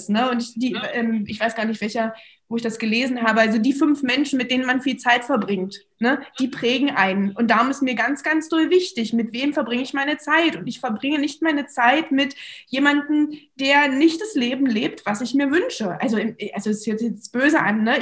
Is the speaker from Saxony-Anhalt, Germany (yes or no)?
yes; Magdeburg, Saxony-Anhalt, Germany; okay, wir kommen beide aus Magdeburg, ja, das hat uns schon sehr verbunden